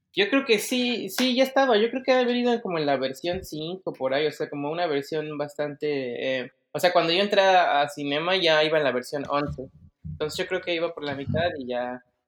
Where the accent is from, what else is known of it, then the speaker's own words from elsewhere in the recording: Mexico City, Mexico; moved away as an adult; now in Germany; yo nací en el DF, y mm, siempre estuve ahí, o sea, estuve ahí todo este tiempo hasta que ya me mudé